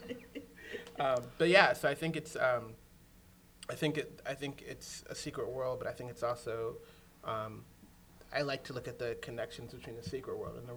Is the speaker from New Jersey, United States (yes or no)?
no; New York City, New York, United States; moved away; I'm from New York City